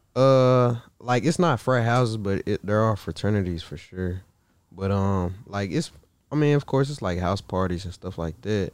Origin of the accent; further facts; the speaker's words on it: Marshall, Texas, United States; moved away as an adult; now in Los Angeles, United States; I'm from Marshall. It's like, thirty minutes from Shreveport